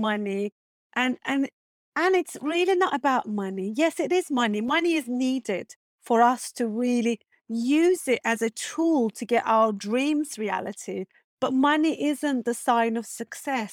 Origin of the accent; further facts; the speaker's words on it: Turkey; English is a second language; moved away as an adult; also born or lived in Istanbul; now in Rottingdean, United Kingdom; I'm originally from Turkey